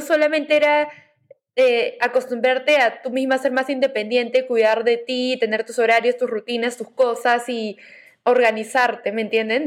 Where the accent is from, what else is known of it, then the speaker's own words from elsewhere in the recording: Peru; moved away as an adult; also born or lived in Navarra, Spain; en mi país de origen, ¿no? Que es Perú